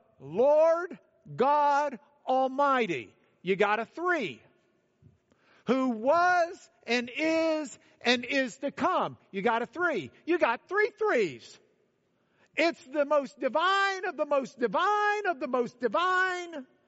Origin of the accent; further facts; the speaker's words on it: Lubbock, Texas, United States; I'm from Lubbock.